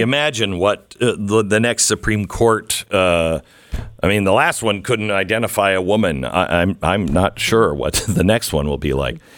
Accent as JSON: {"language": "English", "town": "Mount Vernon", "region": "Washington", "country": "United States", "tie": "born or raised there", "also_born_or_lived": "Seattle", "moved": "yes", "said": "I, I grew up in Washington State. I grew up in Mount Vernon"}